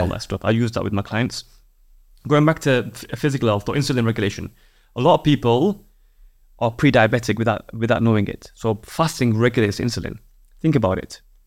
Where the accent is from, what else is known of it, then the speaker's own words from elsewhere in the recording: Yorkshire and the Humber, United Kingdom; I'm a Yorkshireman